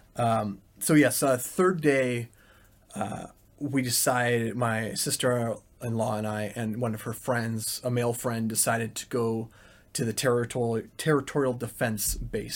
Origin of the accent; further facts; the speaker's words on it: Calgary, Alberta, Canada; first language English; moved away as an adult; now in Ukraine; my hometown of Calgary